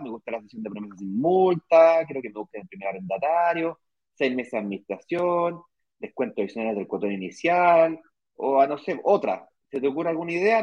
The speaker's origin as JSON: {"language": "Spanish", "country": "Chile", "moved": "as an adult", "lives_now": "Brazil", "said": "yo soy chileno, eh, mi mujer es extranjera"}